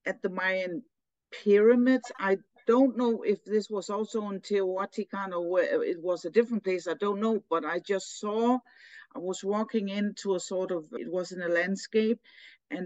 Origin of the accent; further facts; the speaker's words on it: Denmark; I'm from Denmark and so brought up here, you know, grown up in this culture